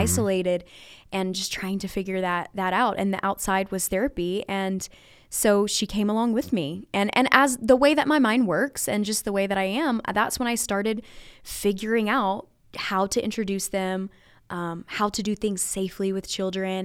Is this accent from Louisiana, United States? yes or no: yes; Louisiana, United States; I was raised in Louisiana, very rural. Um, I live, like, five miles away from where I grew up